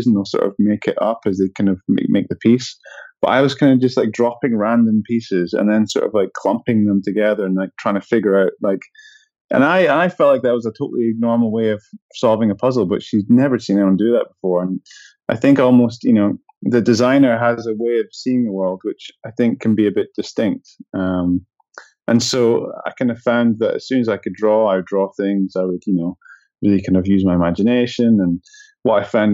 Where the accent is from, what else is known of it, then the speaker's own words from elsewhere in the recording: Edinburgh, Scotland, United Kingdom; where I grew up in Scotland